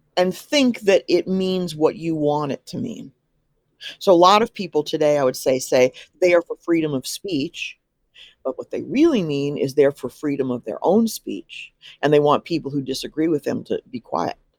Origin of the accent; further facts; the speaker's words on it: Midwest, United States; I'm from the Midwest and I'm quite Midwestern in many, many different, uh, ways.